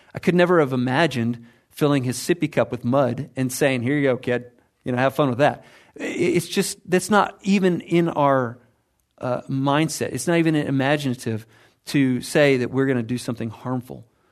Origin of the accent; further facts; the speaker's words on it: United States; I'm American